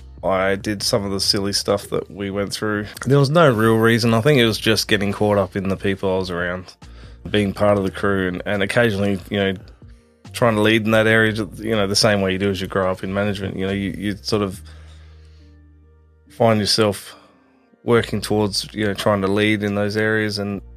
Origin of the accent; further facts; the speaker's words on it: Adelaide, South Australia, Australia; We were in North Haven. We grew up in North Haven.